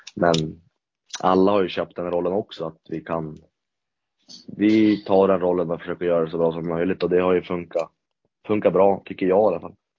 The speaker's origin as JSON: {"language": "Swedish", "region": "Norrland", "country": "Sweden", "said": "oss norrlänningar"}